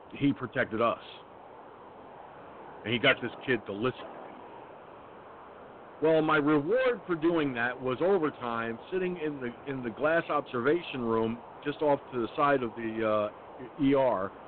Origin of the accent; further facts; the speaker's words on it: Peekskill, New York, United States; It was right at Peekskill Hospital, in fact, my hometown